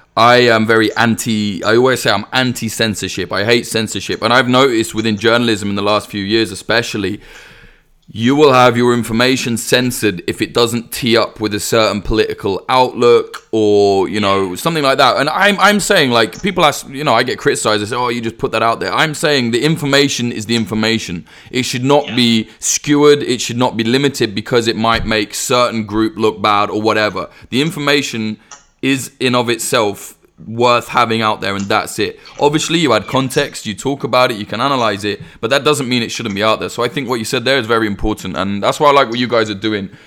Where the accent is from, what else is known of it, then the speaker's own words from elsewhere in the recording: United Kingdom; as a Brit